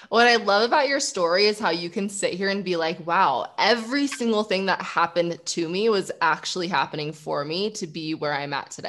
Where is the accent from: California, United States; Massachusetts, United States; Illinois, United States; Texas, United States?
California, United States; both Cali girls.